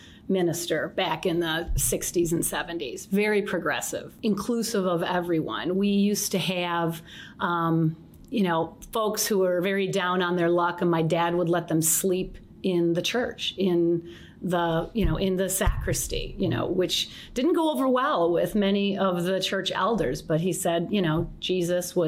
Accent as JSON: {"language": "English", "town": "St. Johns", "region": "Michigan", "country": "United States", "tie": "born or raised there", "also_born_or_lived": "Detroit, Michigan", "said": "I was born down here, and I grew up here in a little town called St. John's, Michigan"}